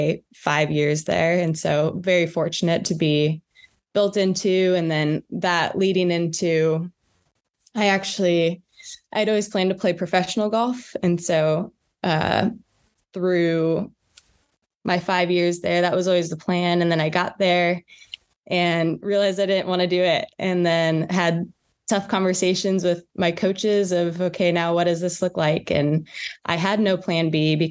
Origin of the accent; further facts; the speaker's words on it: Northern California, United States; moved away as an adult; also born or lived in Evanston, Illinois / Frisco, Texas; I grew up in Northern California.